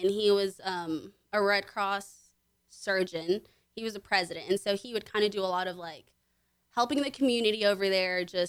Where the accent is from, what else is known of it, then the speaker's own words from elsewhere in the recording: Conroe, Texas, United States; also born or lived in Willis, Texas / Houston, Texas; Okay, so I grew up in Conroe. Sophomore year of high school, I moved out to Lake Conroe, Willis area. Grew up here my whole life.